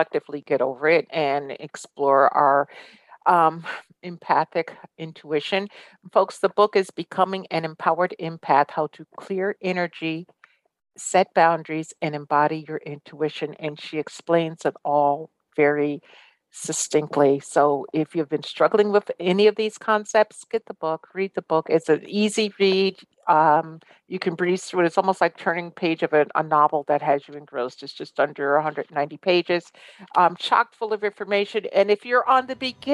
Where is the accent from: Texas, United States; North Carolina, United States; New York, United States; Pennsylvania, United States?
New York, United States; Guilderland; I grew up in Guilderland, New York, which is, pure white bread America